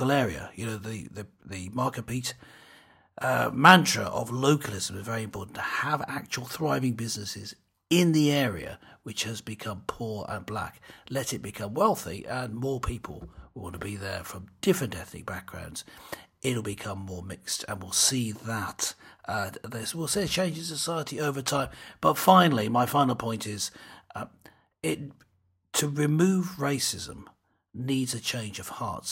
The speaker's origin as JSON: {"language": "English", "country": "United Kingdom"}